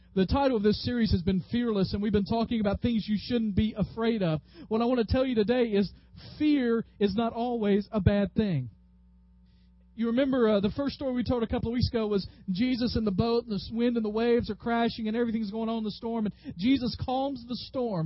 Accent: the South, United States; growing up in the South

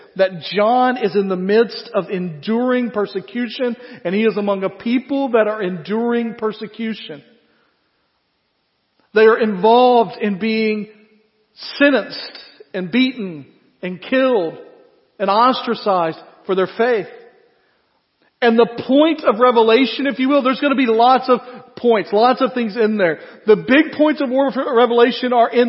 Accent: United States; as comfortable American Christians

